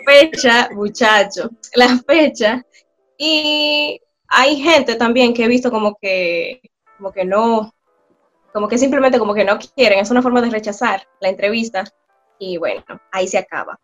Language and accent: Spanish; Bonao, Monseñor Nouel, Dominican Republic; moved away as an adult; now in South Korea; Soy oriunda de Bonao, República Dominicana